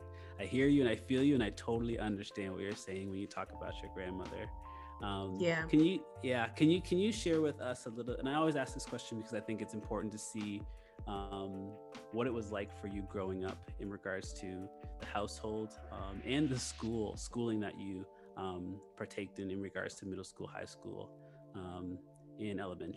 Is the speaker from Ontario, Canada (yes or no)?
no; Nova Scotia, Canada; I'm from Canada, so I'm originally from Nova Scotia, which has like a very small Black community, but the biggest Black community in Canada.